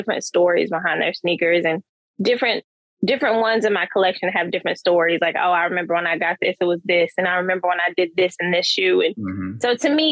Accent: Charlotte, North Carolina, United States; moved away as an adult; now in Durham, United States; I'm born and raised in Charlotte. I'm currently in Durham, so I'm still in North Carolina.

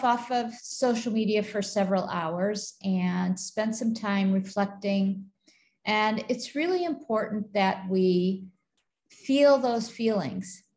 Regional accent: Buffalo, New York, United States; moved away as an adult; now in Kuwait; I grew up in Buffalo, New York

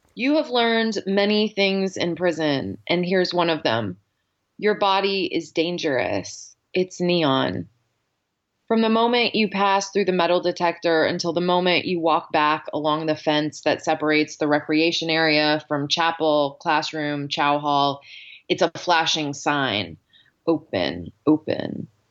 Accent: Dallas, Texas, United States; moved away as an adult; also born or lived in New Orleans / Yosemite National Park / China / Spain; now in Pittsburgh, United States; So I grew up in Dallas, Texas.

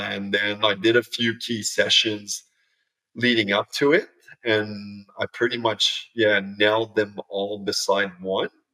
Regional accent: Canada; moved away as an adult; now in Australia; growing up in Canada

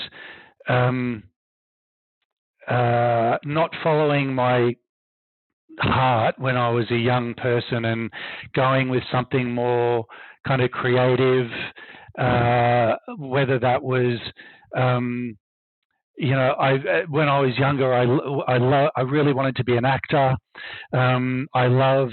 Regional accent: Brisbane, Queensland, Australia; moved away as an adult; now in New York, United States; as a little kid growing up, little gay kid growing up in Brisbane, Australia

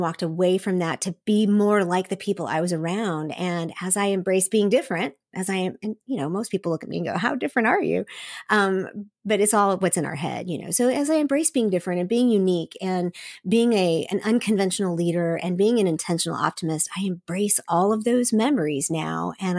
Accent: South Korea; remembering all the beautiful aspects about growing up in Asia and specifically in South Korea.

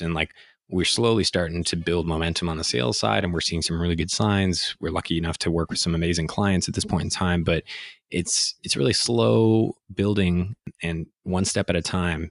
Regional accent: Ottawa, Ontario, Canada; also born or lived in Montreal / Toronto; a Canadian born kid in Montreal who got raised in Ottawa

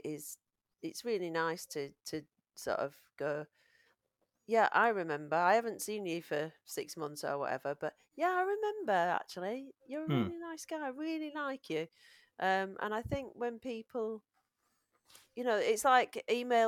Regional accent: Yorkshire and the Humber, United Kingdom; accent: Yorkshire

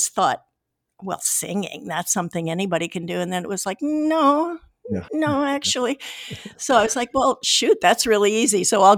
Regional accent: California, United States; moved away; also born or lived in Iowa; We moved from Iowa to California when I was 11, actually. {S0} Okay. {S3} Yeah. And then I did all the rest of my growing up in the San Francisco Bay Area

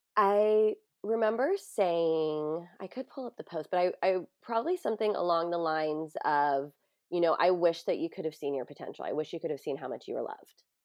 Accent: San Diego, California, United States; in San Diego, in my hometown

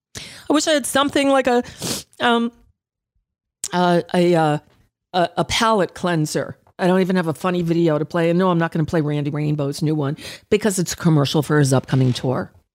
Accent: United States; As an American Jew

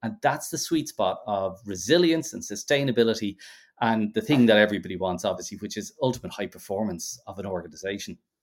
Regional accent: Ireland; being Irish

